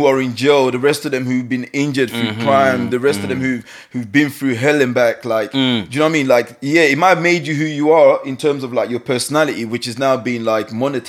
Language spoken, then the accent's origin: English; London, United Kingdom; I grew up in Forest Gate.